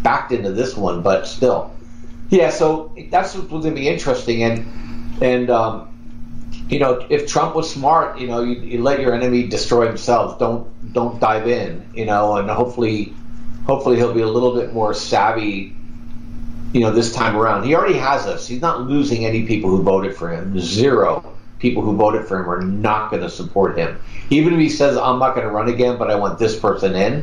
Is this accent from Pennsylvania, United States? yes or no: yes; Pennsylvania, United States; I grew up in Pennsylvania